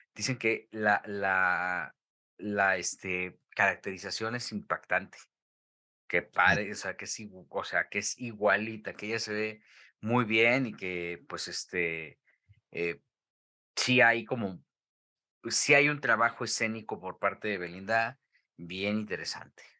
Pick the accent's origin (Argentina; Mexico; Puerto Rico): Mexico; como buen mexicano